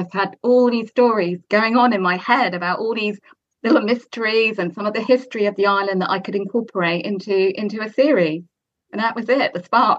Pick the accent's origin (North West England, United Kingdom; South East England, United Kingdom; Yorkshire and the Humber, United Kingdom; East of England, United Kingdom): South East England, United Kingdom; Southampton; moved away as an adult; also born or lived in California / Netherlands; I grew up obviously in Southampton